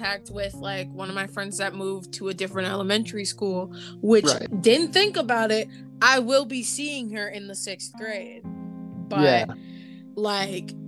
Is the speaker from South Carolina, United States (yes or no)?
no; Grand Rapids, Michigan, United States; moved away; Grand Rapids and like my hometown